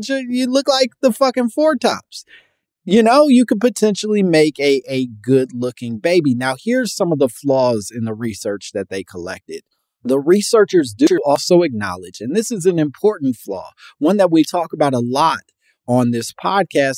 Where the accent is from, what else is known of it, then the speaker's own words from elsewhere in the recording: Midwest, United States; now in California, United States; I'm from the Midwest. I love the Midwest. I'm very proud of my Midwestern roots